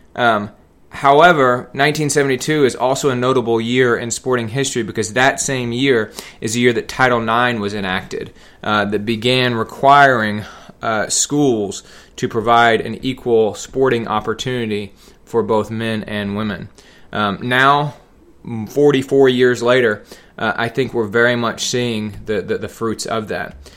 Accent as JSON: {"language": "English", "town": "Atlanta", "region": "Georgia", "country": "United States", "tie": "born or raised there", "said": "I grew up in the Metro Atlanta area in the nineteen eighties."}